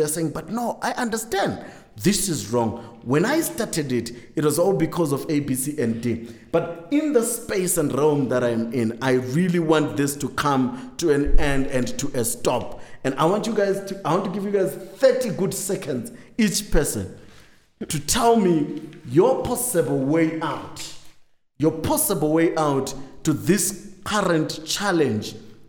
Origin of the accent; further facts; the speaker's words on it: Harare, Zimbabwe; we find ourselves in as young people growing up in Harare, growing up in big, busy cities.